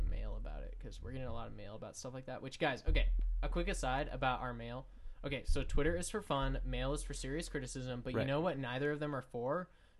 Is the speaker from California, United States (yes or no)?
yes; Anaheim, California, United States; I grew up in Anaheim.